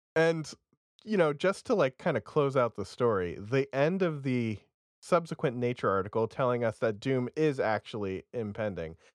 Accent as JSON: {"language": "English", "region": "Vermont", "country": "United States", "said": "I'm from Vermont."}